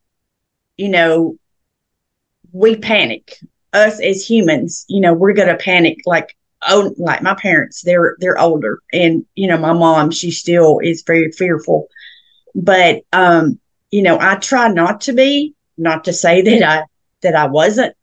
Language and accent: English; Murfreesboro, Tennessee, United States; I was born and raised in Middle Tennessee, Murfreesboro, Tennessee, and we lived on a farm growing up